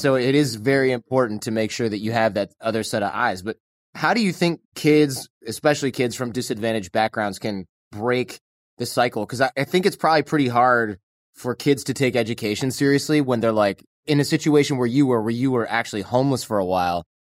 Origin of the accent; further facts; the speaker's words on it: Troy, Michigan, United States; moved away; I grew up in Troy